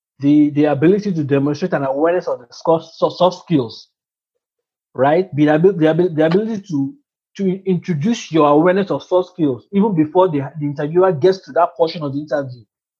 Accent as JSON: {"language": "English", "country": "India", "also_born_or_lived": "Dubai", "moved": "as an adult", "said": "I come from India. I've been based in Dubai for the past 10 years."}